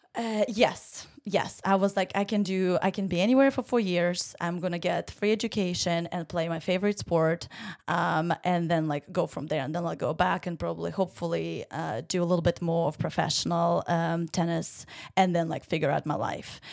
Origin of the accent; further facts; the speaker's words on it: Ukraine; English is a second language; moved away as an adult; now in Savannah, United States; I am from Ukraine, born and raised, and, uh, came here to play tennis for college